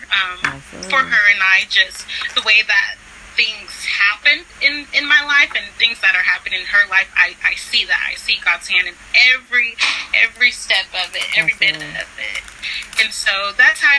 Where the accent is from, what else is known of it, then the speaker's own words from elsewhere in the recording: California, United States; moved away; also born or lived in Florida / Texas; I'm originally from California